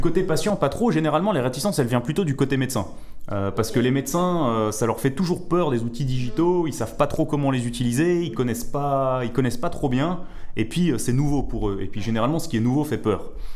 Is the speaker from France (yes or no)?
no; Switzerland; chez nous en Suisse